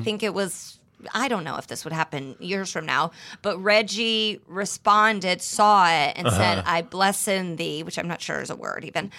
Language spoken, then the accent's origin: English; Indianapolis, Indiana, United States; born or raised there; now in Los Angeles, United States